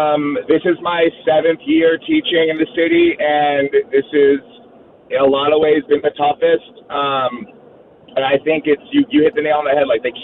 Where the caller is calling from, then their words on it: New York City, New York, United States; I'm calling from Queens.